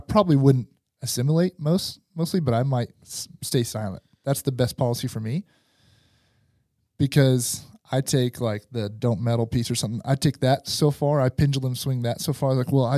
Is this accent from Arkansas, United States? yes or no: yes; Van Buren, Arkansas, United States; And then it is where I grew up in Van Buren, Arkansas, right?